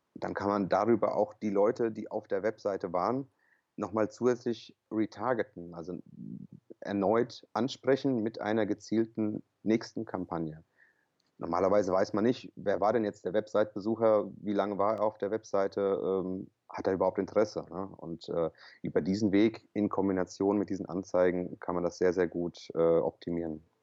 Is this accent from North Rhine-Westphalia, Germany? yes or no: no; Offenbach am Main, Hesse, Germany; ich bin kroatischer Hesse äh, gebürtig hier aus Offenbach